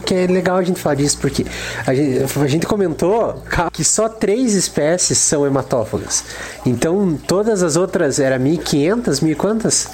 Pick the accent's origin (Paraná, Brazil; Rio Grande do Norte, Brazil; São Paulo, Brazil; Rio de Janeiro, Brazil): Paraná, Brazil; interior of; a gente é do interior do Paraná, Guarapuava não é uma cidade tão grande e eu ainda sou mais do interior ainda.